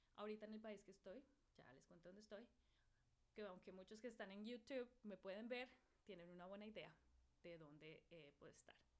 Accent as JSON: {"language": "Spanish", "region": "Bogotá", "country": "Colombia", "moved": "yes", "said": "esa es quién soy yo, eh, de Bogotá, Colombia"}